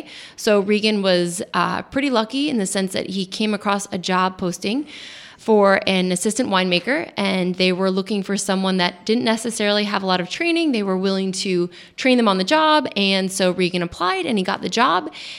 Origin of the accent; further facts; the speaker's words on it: New York, United States; now in Texas, United States; Even though he's from Texas and I'm from New York